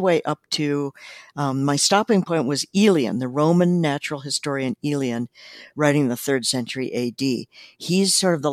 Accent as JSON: {"language": "English", "region": "South Dakota", "country": "United States", "tie": "born or raised there", "also_born_or_lived": "Montana", "moved": "yes", "said": "I grew up in South Dakota and then lived in Montana."}